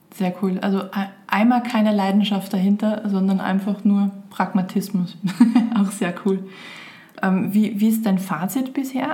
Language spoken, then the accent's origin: German; Austria; ich bin Österreicher